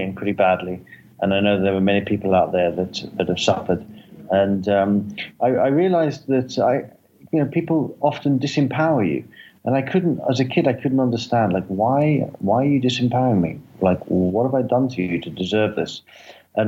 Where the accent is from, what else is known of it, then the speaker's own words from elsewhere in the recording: London, United Kingdom; now in Los Angeles, United States; I'm from London, but I live in Los Angeles